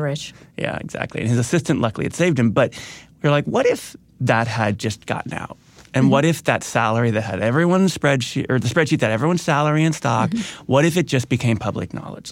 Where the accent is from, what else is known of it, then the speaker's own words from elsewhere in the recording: Midwest, United States; I grew up in the Midwest